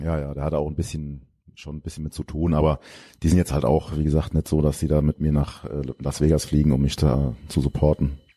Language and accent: German; Geisig, Rhineland-Palatinate, Germany; also born or lived in Koblenz; now in Lahnstein, Germany; da bin ich die ersten 16 Jahre meines Lebens aufgewachsen